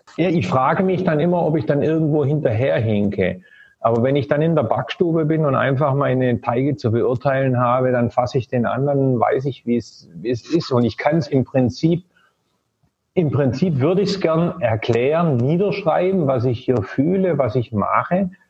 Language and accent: German; Germany; moved away as an adult; ich bin ja auch in Deutschland groß geworden